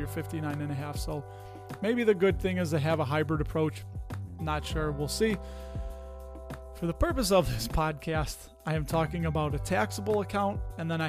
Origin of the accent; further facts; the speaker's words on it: Chicago, Illinois, United States; accent: Chicago; was a product of the public education system here in the state of Illinois.